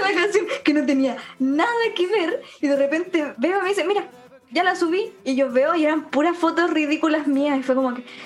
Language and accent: Spanish; Punitaqui, Coquimbo, Chile; first language Spanish; Yo soy de Punitaqui, la cuarta región